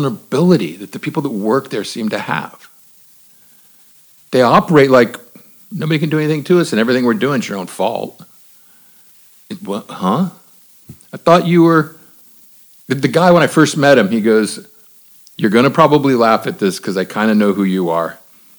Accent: Miami, Florida, United States; I grew up in Miami in the 70s and 80s.

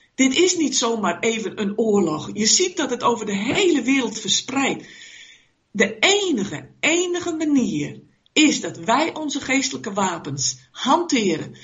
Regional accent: Netherlands; wij als Nederlanders

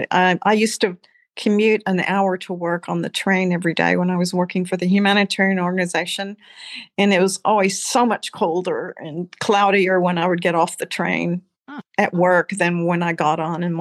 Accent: Austin, Texas, United States; But thank God I'm from Austin.

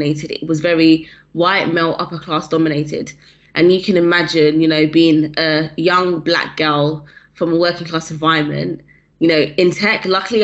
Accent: London, United Kingdom; Where I'm from, so I grew up in South London.

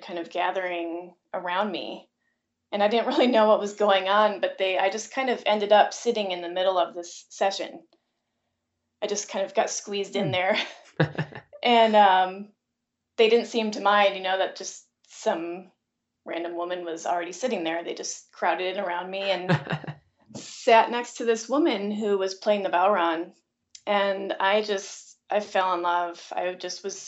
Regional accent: Wisconsin, United States; now in Asheville, United States; I am from Wisconsin, a small little town in Wisconsin.

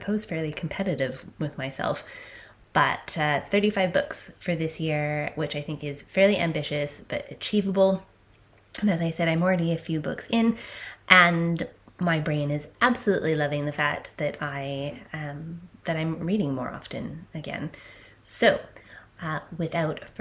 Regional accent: Canada; I'm a Canadian 30-something cusp millennial female

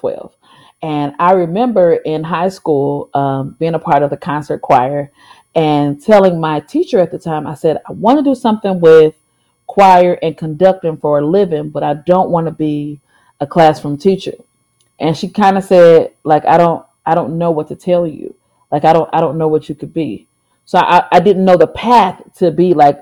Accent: St. Louis, Missouri, United States; I am from St. Louis, Missouri.

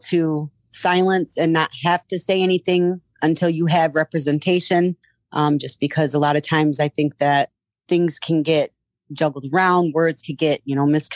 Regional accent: Port Huron, Michigan, United States; moved away as an adult; now in Illinois, United States; I was born and raised in Port Huron, Michigan, and I moved to Illinois in 2013

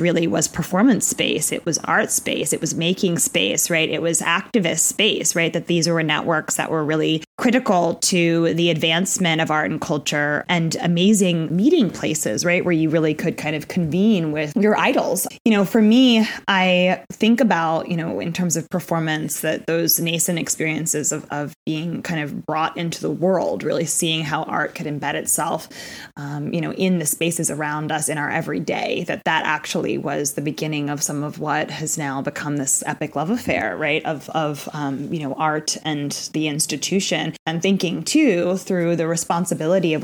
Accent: New York City, New York, United States; growing up in the East Village

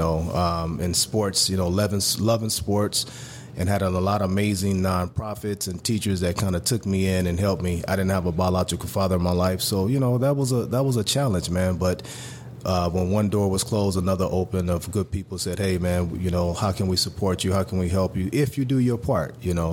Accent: Los Angeles, California, United States; Once again, being born and raised in South Central L.A., grew up, man, in a very tough environment.

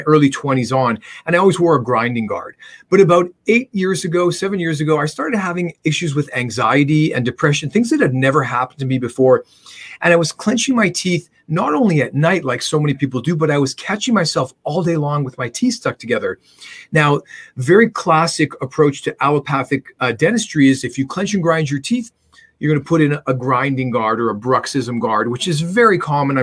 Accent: Canada; I'm a Canadian dentist

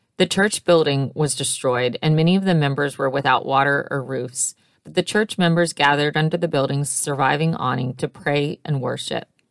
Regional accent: Moss Bluff, Louisiana, United States; my hometown of Mos Bluff, Louisiana

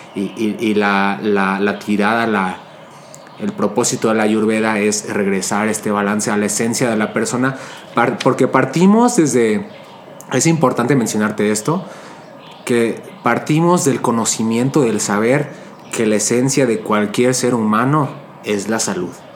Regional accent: Mexico; yo soy de, México, soy de México y, creciendo aquí en el México

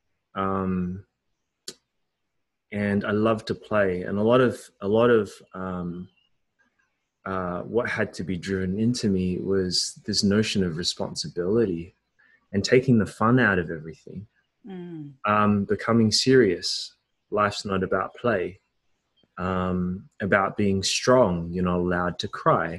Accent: Australia; I was born in Australia to Chinese Hong Kong parents who were academics

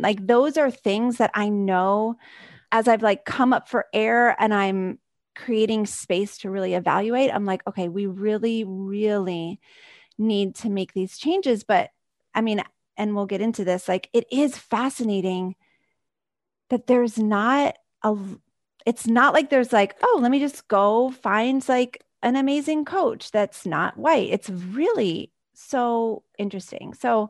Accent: North Carolina, United States; moved away as an adult; now in Bay Area, United States; I'm 26 years old and I'm living out in the Bay Area right now, but I am originally from North Carolina. So born, raised, went to college out in North Carolina, and then moved out to California with my current job.

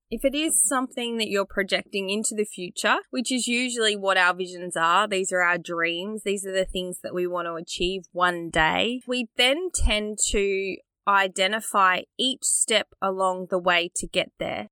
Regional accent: Australia; born or raised there

